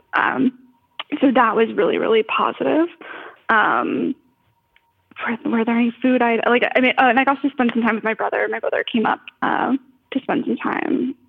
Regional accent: Florida, United States; now in Los Angeles, United States; I'm from Florida, which is a very big state.

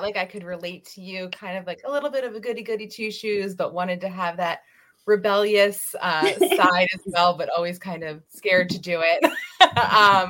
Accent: Pennsylvania, United States; now in Virginia, United States; I grew up in Pennsylvania with Rory

